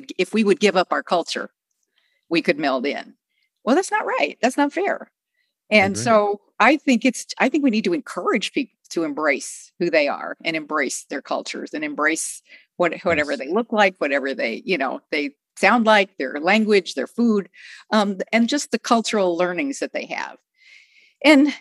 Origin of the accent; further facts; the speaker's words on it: Texas, United States; I grew up as in one of the, sometimes the only, sometimes one of a very few Jewish families in little Texas towns